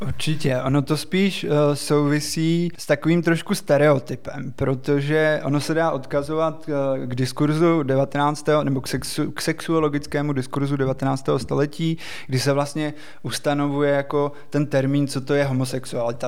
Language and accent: Czech; Czechia; My jsme na něj jako Češi ještě navíc strašně hrdí